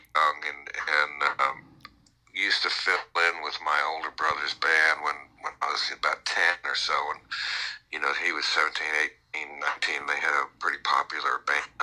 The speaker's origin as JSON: {"language": "English", "town": "Mount Vernon", "region": "New York", "country": "United States", "tie": "born or raised there", "moved": "yes", "said": "I grew up in New York, just outside of the city, in Mount Vernon"}